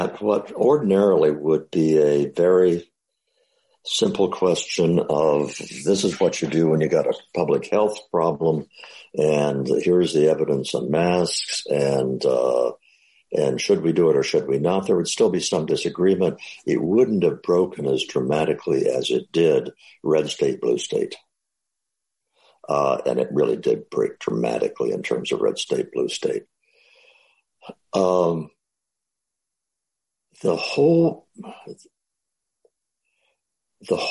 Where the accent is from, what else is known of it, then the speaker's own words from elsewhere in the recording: Midwest, United States; I was growing up in the Midwest